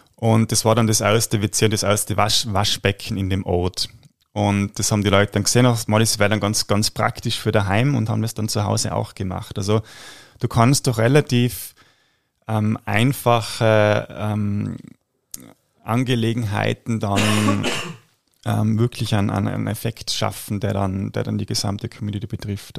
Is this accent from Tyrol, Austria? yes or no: yes; Tyrol, Austria; bei uns in Tirol